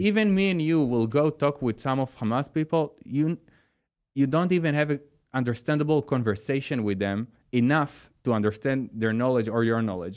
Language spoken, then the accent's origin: English; Sea of Galilee area, Northern District, Israel; English is a second language; moved away; I born in the area near the Sea of Galilee. It's in the north side of Israel